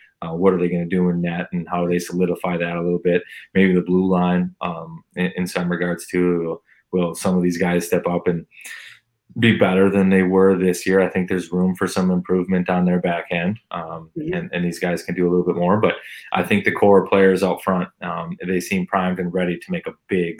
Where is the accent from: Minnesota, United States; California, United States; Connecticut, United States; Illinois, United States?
Minnesota, United States; because I'm from Minnesota and that's where I finished playing.